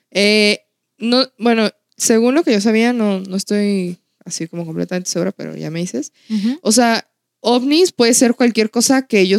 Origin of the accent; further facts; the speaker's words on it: Mexico; el lugar donde yo somos, de, de Outland, es un lugar que se caracteriza porque ha habido muchos avistamientos.